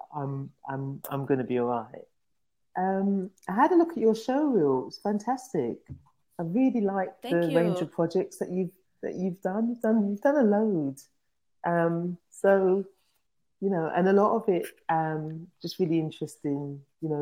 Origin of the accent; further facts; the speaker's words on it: London, United Kingdom; I grew up in London in a place called Tottenham